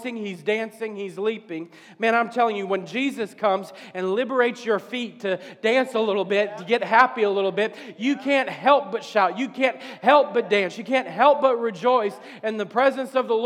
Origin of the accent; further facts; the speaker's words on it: New Orleans, Louisiana, United States; we're from New Orleans